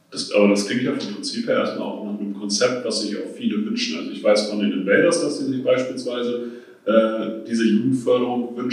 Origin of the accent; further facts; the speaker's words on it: Hildesheim, Lower Saxony, Germany; eigentlich in Hildesheim ist meine Heimat, dafür möchte ich auch mit den Farben stehen